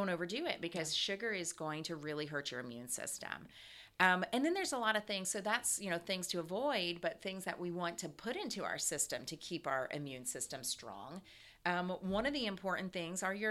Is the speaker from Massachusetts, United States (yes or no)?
no; Ohio, United States; now in Atlanta, United States